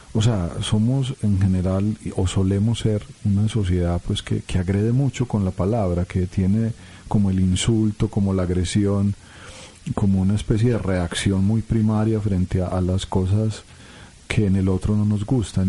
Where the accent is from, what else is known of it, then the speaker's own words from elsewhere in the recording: Colombia; como colombianos